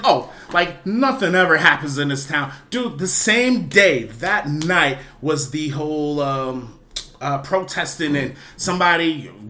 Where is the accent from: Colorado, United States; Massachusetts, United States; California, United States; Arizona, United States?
Massachusetts, United States; Boston; moved away as an adult; I'm not from here. I'm from Boston.